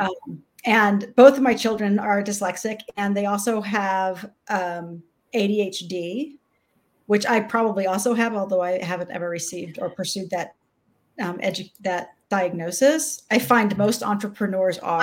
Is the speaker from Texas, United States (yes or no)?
yes; Austin, Texas, United States; Austin was a small town when I was young